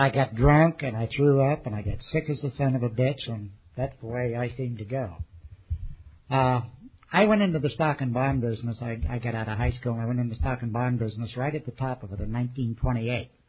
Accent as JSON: {"language": "English", "region": "California", "country": "United States", "tie": "born or raised there", "also_born_or_lived": "Sacramento", "said": "I was born there in 1910, a long time before Jan arrived. And uh, we moved up to the Bay Area, and I lived in Marin County and San Francisco and Oakland and Berkeley."}